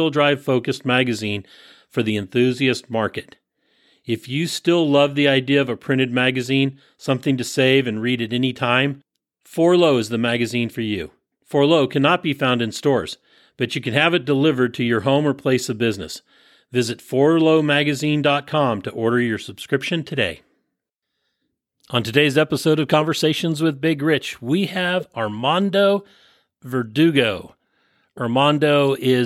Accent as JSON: {"language": "English", "region": "Northern California", "country": "United States", "tie": "born or raised there", "said": "I was born in Northern California"}